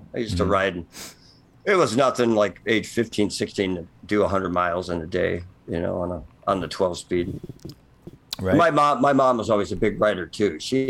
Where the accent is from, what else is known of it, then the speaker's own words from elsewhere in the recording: LaPorte, Indiana, United States; Just shadow of Notre Dame, kind of LaPorte.